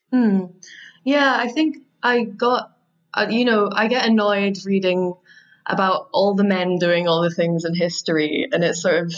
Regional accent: Scotland, United Kingdom; I'm from Scotland. I'm very proud to be from Scotland, as I think many Scottish people are

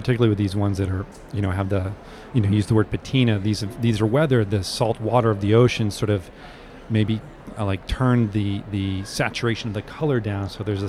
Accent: New Hampshire, United States; I'm from New England too. I grew up in New Hampshire.

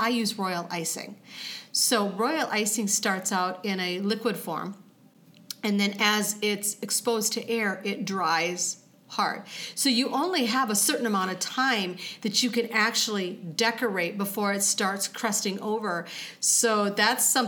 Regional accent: Iowa, United States; moved away as an adult; also born or lived in Mankato, Minnesota; now in Rochester, United States; I grew up in Iowa and went to Mankato State.

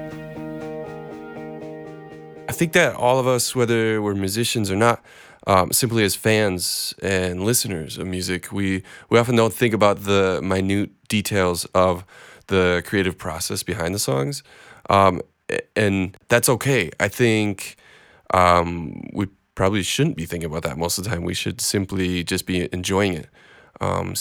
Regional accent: Minneapolis, Minnesota, United States; I'm from Minneapolis

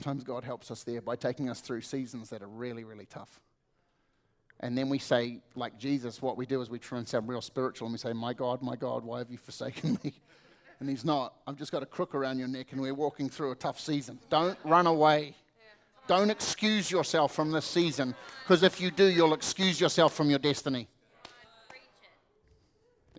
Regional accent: New Zealand; I come from New Zealand

